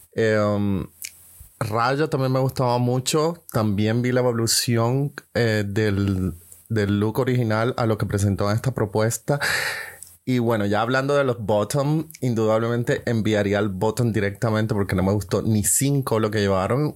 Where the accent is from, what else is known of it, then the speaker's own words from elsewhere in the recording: Colombia; now in Germany; soy colombiano, vivo en Alemania